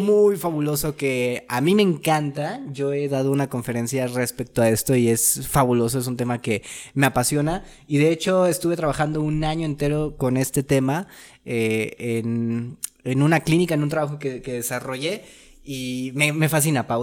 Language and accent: Spanish; Mexico; Como buenos mexicanos